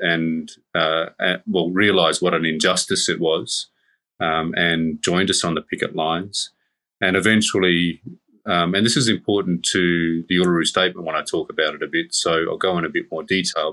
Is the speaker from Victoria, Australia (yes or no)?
no; Darwin, Northern Territory, Australia; I grew up on Larrakia country. I've always lived here, though I'm a Torres Strait Islander.